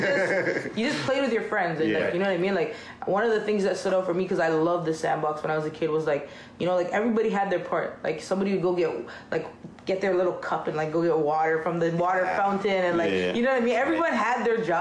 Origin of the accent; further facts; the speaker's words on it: Jamaica; now in Toronto, Canada; I'm Jamaican